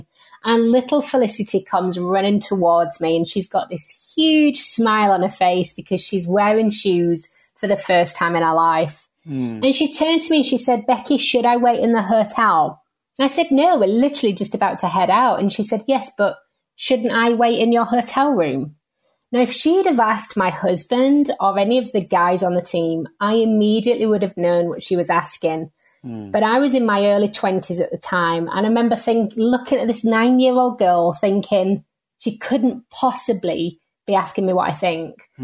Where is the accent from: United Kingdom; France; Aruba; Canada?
United Kingdom; the north of England; I'm from England. I'm from the north of England. So unfortunately, don't sound quite like the Queen